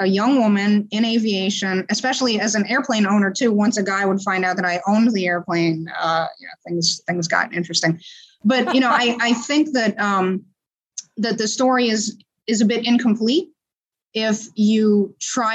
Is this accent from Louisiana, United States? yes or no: yes; New Orleans, Louisiana, United States; moved away; also born or lived in San Francisco; where I grew up in New Orleans